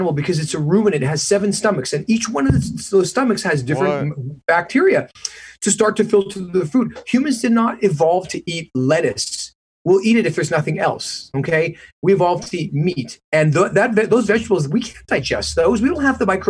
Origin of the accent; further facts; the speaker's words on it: Canada; moved away as an adult; also born or lived in Detroit, United States / Vancouver, British Columbia; now in Manhattan Beach, United States; when I grew up in Canada.